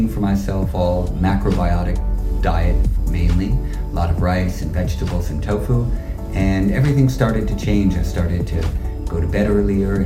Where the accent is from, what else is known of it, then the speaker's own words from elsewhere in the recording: New York City, New York, United States; I grew up in Greenwich Village in downtown New York.